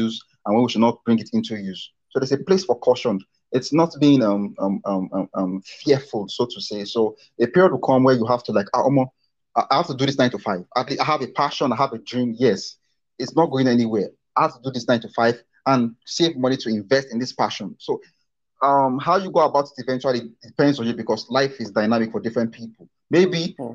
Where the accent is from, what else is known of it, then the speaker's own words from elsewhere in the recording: Nigeria; we are from Nigeria. Education is cheap